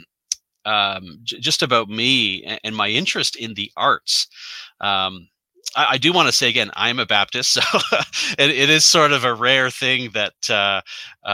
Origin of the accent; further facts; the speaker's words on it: Canada; So I am a Canadian. So I'm up here in the Great White North.